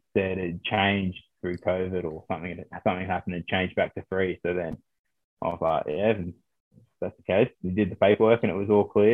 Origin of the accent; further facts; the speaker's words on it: Sydney, New South Wales, Australia; moved away as an adult; now in Gloucester, United Kingdom; So I'm Aussie. I was born in Oz. My mum's Australian. I was born in Sydney, but my dad's from Christchurch in New Zealand.